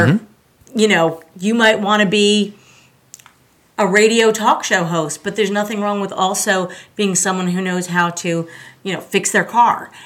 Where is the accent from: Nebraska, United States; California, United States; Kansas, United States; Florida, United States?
Florida, United States; Pembroke Pines; also born or lived in Long Island, New York / Tallahassee, Florida; I was born in Long Island, New York, Yay! but I really, I really grew up in the South Florida area in a town called Pembroke Pines